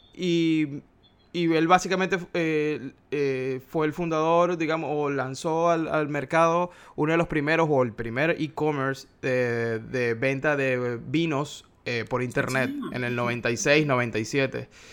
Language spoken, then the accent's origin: Spanish; Maracaibo, Zulia, Venezuela; Soy de una ciudad que se llama Maracaibo